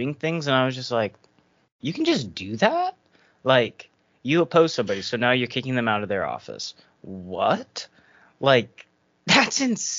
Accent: United States; I'm an American

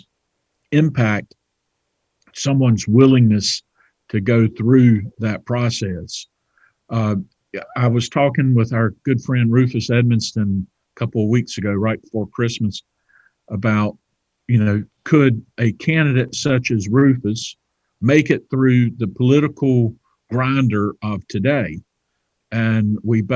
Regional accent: Johnston County, North Carolina, United States; I grew up in Johnston County

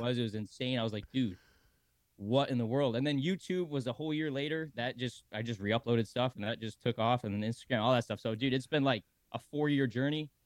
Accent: Michigan, United States; now in Sarasota, United States; I'm from Michigan originally

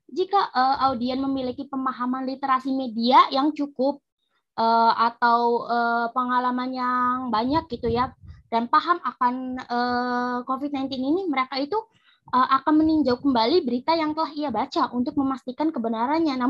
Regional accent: Indramayu, West Java, Indonesia; asal gue dari Indramayu dan gue uh, sekarang uh, menjadi mahasiswa Universitas Pajajaran.

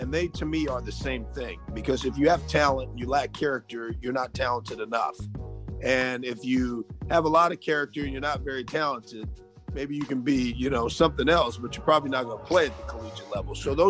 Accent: Alaska, United States; I grew up in Alaska

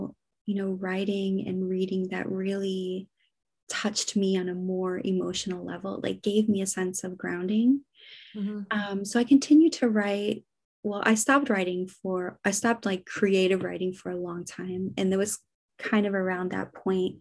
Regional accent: United States; now in Copenhagen, Denmark; I live in Copenhagen. I'm an American

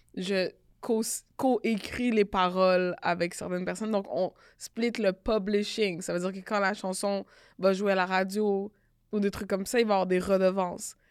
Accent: Canada; On est Canadien

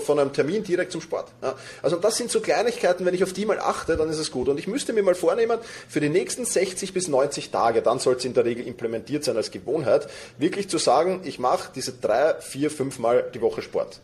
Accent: Vienna, Austria; woher komme ich? Aus Wien.

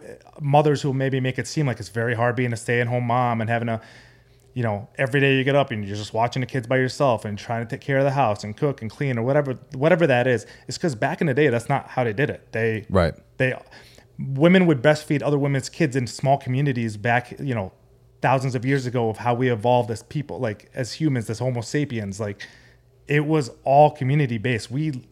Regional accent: Amman, Amman Governorate, Jordan; also born or lived in San Diego, California; So I'm Arabic. I was born in San Diego, California. But when I was 4 years old, I moved to the Middle East, Amman, Jordan, because that's where my mom's side of the family lives.

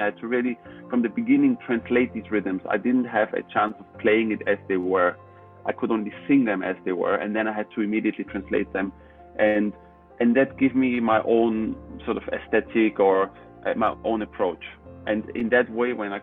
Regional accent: Austria; I was born in Austria

